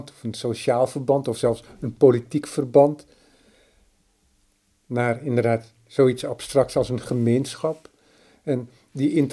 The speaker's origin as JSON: {"language": "Dutch", "town": "Amsterdam", "region": "North Holland", "country": "Netherlands", "said": "ik kom zelf uit Noordwest-Nederland, mhm. uit Amsterdam."}